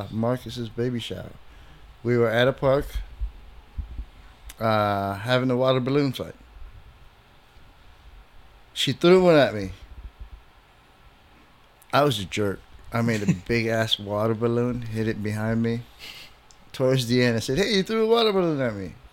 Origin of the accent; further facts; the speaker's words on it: Philippines; moved away; also born or lived in Bay Area / Chicago; we grew up with them in the Philippines